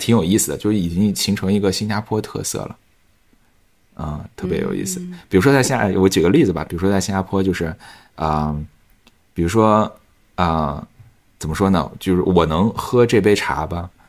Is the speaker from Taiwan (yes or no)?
no; China; 比如说五岁、十岁以上的一些华人朋友的话，那他们虽然我们都是中国人